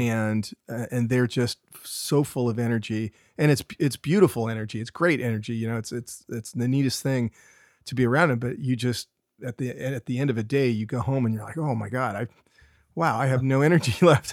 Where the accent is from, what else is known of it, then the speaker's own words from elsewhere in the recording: Carmel Valley, California, United States; I grew up here, uh, on the Monterey Peninsula, uh, specifically in Carmel, Carmel Valley